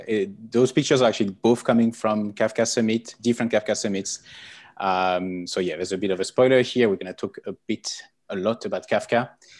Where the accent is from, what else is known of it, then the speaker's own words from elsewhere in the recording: French Alps, France; accent: French; English is a second language; now in United Kingdom; You can recognize the accent. I'm French. I come from a very nice place in the French Alps.